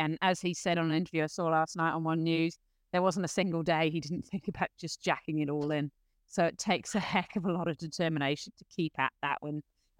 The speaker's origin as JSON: {"language": "English", "country": "New Zealand", "said": "hey, look, I'm a Kiwi who just wants the best for the future of my country"}